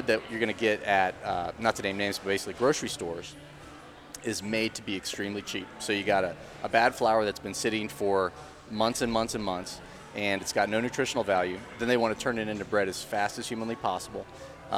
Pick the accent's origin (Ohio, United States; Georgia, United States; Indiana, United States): Ohio, United States; Dayton; moved away as an adult; now in Charlotte, United States; I'm from Dayton, Ohio